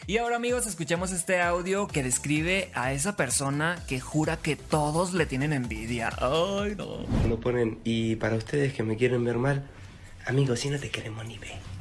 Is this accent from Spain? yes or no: no; Mexico; somos mexicanos